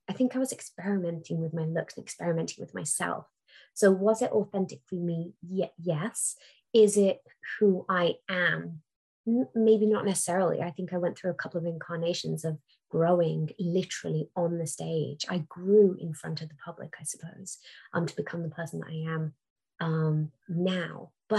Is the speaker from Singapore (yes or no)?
yes; Singapore; Yeah, I'm a Singaporean woman. Yeah, I'm an Indian woman. Yeah, I'm a brown woman.